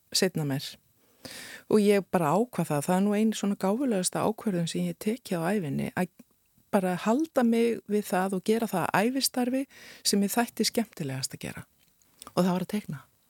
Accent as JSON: {"language": "Icelandic", "town": "Akureyri", "region": "Northeastern Region", "country": "Iceland", "tie": "born or raised there", "also_born_or_lived": "Rome, Italy / Florence, Italy", "moved": "as an adult", "lives_now": "Reykjavík, Iceland", "said": "sem krakki á Akureyri"}